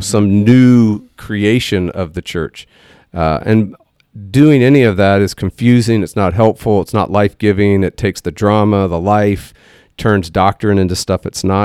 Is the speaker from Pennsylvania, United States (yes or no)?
no; Texas, United States; we're from Texas